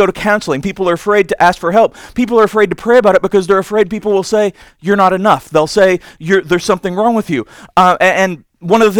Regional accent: Indiana, United States; I'm from Indiana

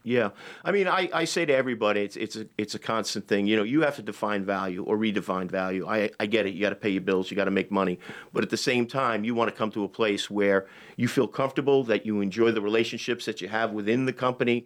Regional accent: Long Island, New York, United States; moved away as an adult; also born or lived in Manhattan; I'm from Long Island

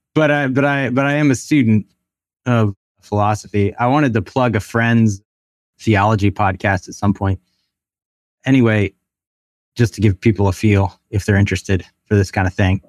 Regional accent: Baltimore, Maryland, United States; moved away as an adult; also born or lived in Chattanooga / Canada / Amsterdam / Japan; I'm originally from Baltimore, grew up there for the most part

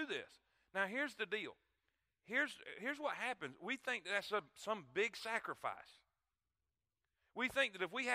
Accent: Florida, United States; I come from Florida

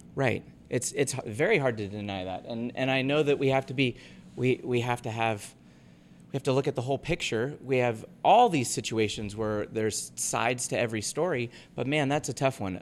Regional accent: Half Moon Bay, California, United States; also born or lived in North Carolina; now in Ogden, United States; my hometown of Half Moon Bay where I grew up

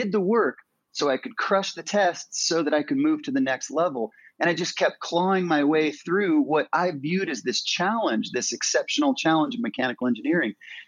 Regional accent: Incline Village, Nevada, United States; I grew up in Lake Tahoe on the North Shore in Incline Village.

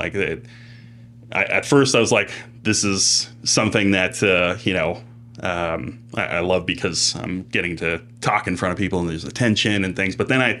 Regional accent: Los Angeles, California, United States; growing up in Los Angeles for a lot of my life, there was not a ton of snow to work with.

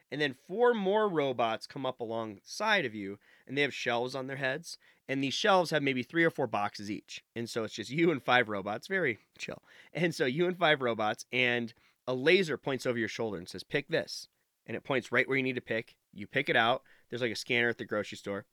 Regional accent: Nevada, United States; I grew up in Nevada

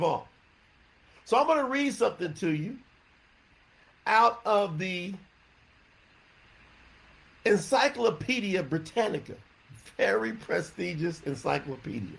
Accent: the South, United States; I was raised up in the South

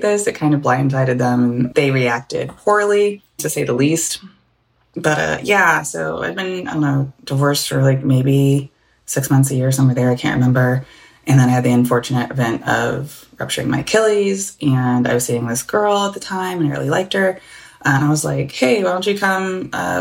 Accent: the South, United States; I grew up in the South, and so my dad's from the Caribbean

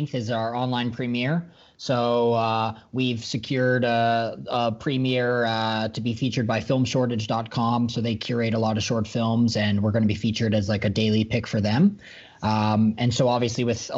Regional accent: Calgary, Alberta, Canada; So I've been born and raised in Calgary. This has always been home for me.

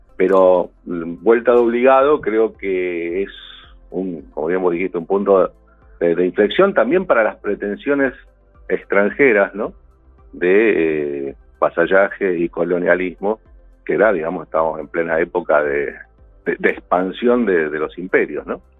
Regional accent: Argentina; como argentinos

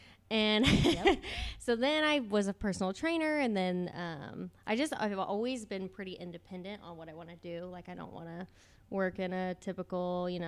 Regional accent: Pittsboro, Indiana, United States; born or raised there

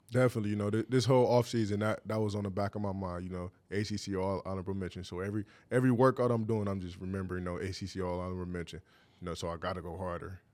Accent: Cleveland, Ohio, United States; growing up in Cleveland

